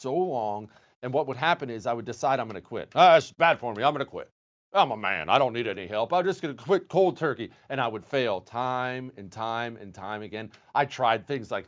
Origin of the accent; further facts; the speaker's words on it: Montana, United States; I grew up in Montana. Well, much of my life in Montana.